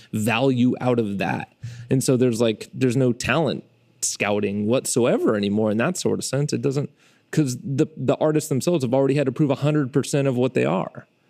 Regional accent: Fresno, California, United States; I'm a filmmaker from Fresno, California

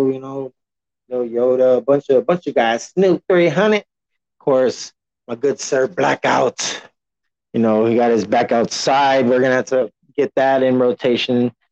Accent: San Antonio, Texas, United States; I'm from Texas, repping San Antonio to be exact. Clearly, you've heard of the Spurs.

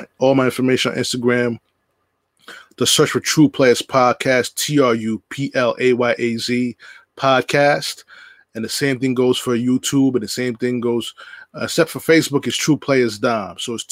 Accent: Uniondale, New York, United States; I'm from Uniondale

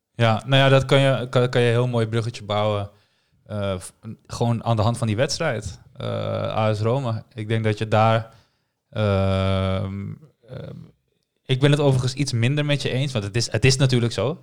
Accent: Amsterdam, North Holland, Netherlands; ik ben gewoon daar een arrogante Amsterdammer

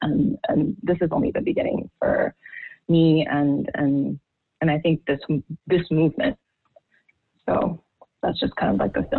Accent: Haiti; also born or lived in Washington, D.C. / Europe; now in United States; growing up in Haiti, I grew up in a class where race was never a thing. You know, we were half black.

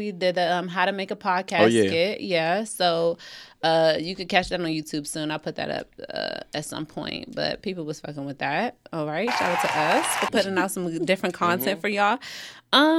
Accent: Upper Marlboro, Maryland, United States; I'm from Upper Marlboro.

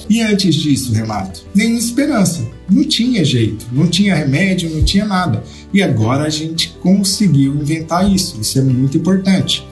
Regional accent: Minas Gerais, Brazil; eu sou de Minas

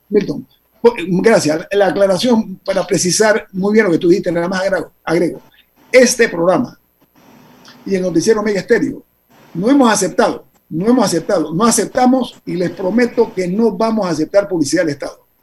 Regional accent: Panama; todos somos panameños

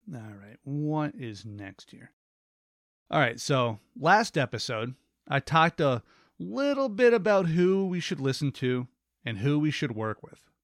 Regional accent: United States; Americans, we are encouraged to vote.

